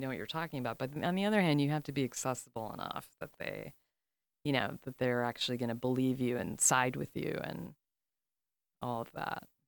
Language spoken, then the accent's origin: English; Chicago, Illinois, United States; I'm from the South Side